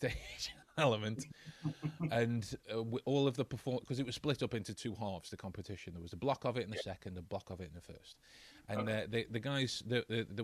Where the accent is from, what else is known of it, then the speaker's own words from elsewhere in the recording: England, United Kingdom; I'm English